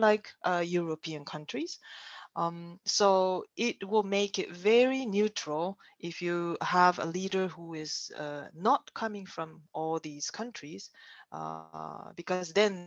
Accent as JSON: {"language": "English", "country": "Japan", "also_born_or_lived": "Germany", "moved": "yes", "lives_now": "China", "said": "I'm Japanese"}